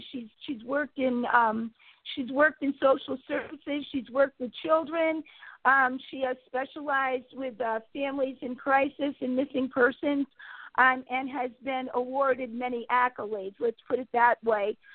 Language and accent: English; Connecticut, United States; I am from Connecticut